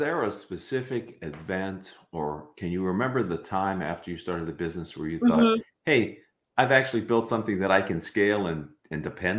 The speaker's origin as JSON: {"language": "English", "region": "Western Pennsylvania", "country": "United States", "tie": "born or raised there", "moved": "yes", "lives_now": "Orange County, United States", "said": "we have this shared experience growing up in Western PA."}